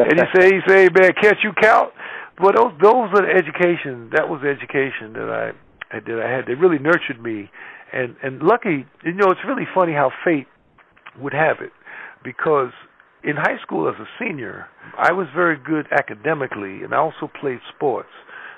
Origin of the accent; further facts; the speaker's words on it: Lakeview, New York, United States; also born or lived in Bronx, New York; I grew up in Long Island. I was born in the Bronx, but we actually grew up in Long Island.